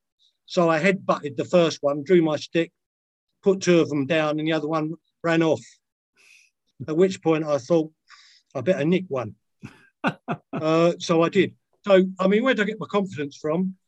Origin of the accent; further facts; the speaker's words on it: London, United Kingdom; I was from Lewisham